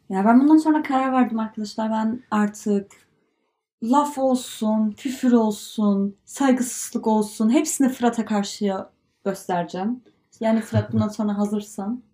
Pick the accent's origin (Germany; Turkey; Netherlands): Germany; Turkish is a second language; Almanya'da yaşıyoruz.